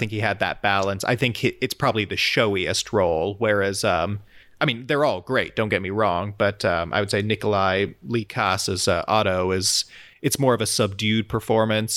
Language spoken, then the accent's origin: English; United States; as an American